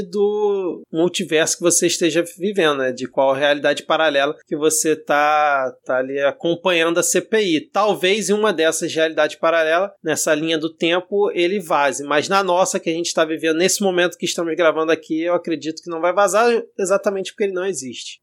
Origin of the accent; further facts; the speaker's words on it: Southeast Brazil, Brazil; accent: sudestino (Southeastern); eu já com esse meu sotaque sudestino, você já, já vai marcando a posição, né, da onde que eu sou